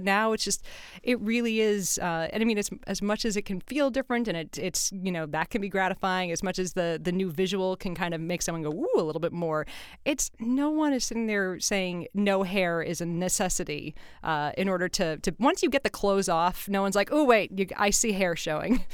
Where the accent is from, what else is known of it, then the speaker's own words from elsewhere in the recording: California, United States; I'm from California